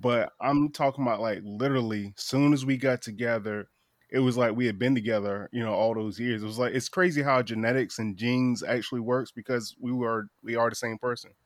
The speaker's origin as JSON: {"language": "English", "region": "Eastern Shore of Virginia", "country": "United States", "said": "I'm from the Eastern Shore of Virginia"}